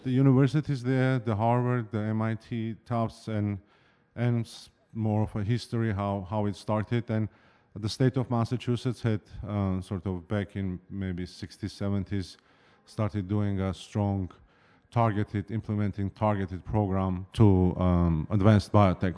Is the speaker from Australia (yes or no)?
no; Yerevan, Armenia; moved away as an adult; also born or lived in Ithaca, New York; now in Boston, United States; I was born and raised in Yerevan, in Armenia